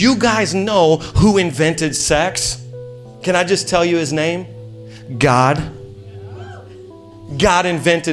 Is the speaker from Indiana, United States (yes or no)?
yes; Indiana, United States; moved away as an adult; now in Queens, New York, United States; We're from Indiana. That's why I sound the way I sound